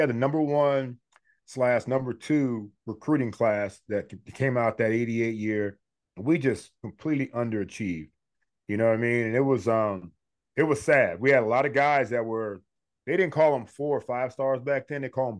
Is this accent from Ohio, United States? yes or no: yes; Cleveland, Ohio, United States; moved away as an adult; also born or lived in Pennsylvania; now in Florida, United States; I drove back to my hometown in Cleveland